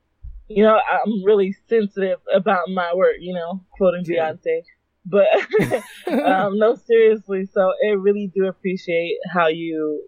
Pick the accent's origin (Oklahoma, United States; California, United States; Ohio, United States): California, United States; also born or lived in Chicago, Illinois; I'm a rapper from California. I was originally born in Chicago, Illinois, until we moved to California when I was a kid.